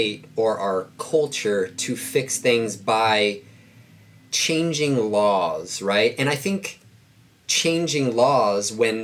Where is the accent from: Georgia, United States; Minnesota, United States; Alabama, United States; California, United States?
California, United States; Bellflower; It was mostly Black and Hispanic where I grew up in Bellflower. That's in Southern California.